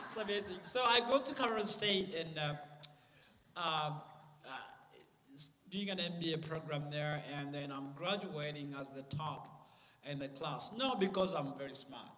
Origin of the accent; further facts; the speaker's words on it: Uganda; moved away; also born or lived in Rwanda; I'm from Rwanda, but I was born in a refugee camp in Uganda, north of Rwanda, because my family was exiled uh, from Rwanda in 1960. So I was born in Uganda and I was born in a refugee camp